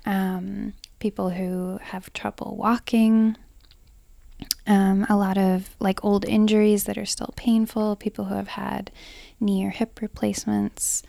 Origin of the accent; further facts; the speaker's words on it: Hamburg, New York, United States; I grew up here in Hamburg, New York